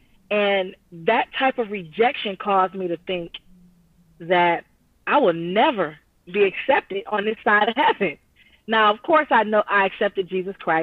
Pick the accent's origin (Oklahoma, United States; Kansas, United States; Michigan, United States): Michigan, United States; Detroit; now in Pontiac, United States; born and raised in Detroit, but living in Pontiac now